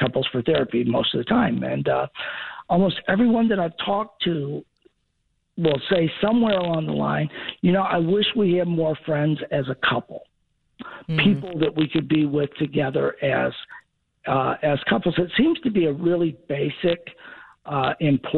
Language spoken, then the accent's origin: English; Chicago, Illinois, United States; moved away; also born or lived in Southern United States; even though I grew up in Chicago, I'm a Southerner by family and most of my life